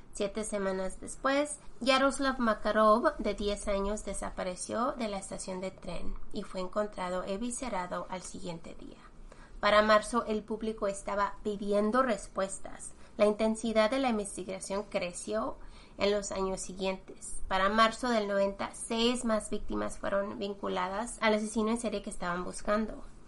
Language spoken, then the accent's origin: Spanish; Mexico; now in United States; nosotros que somos mexicanos